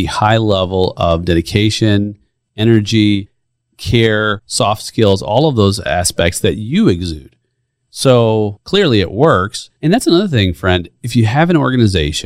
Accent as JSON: {"language": "English", "town": "Chicago", "region": "Illinois", "country": "United States", "said": "I'm from Chicago."}